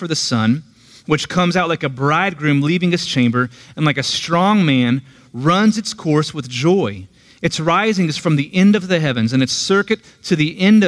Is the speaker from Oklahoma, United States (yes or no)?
yes; Tulsa, Oklahoma, United States; now in Tahlequah, United States; I'm originally from Tulsa. I grew up near 11th and Mingo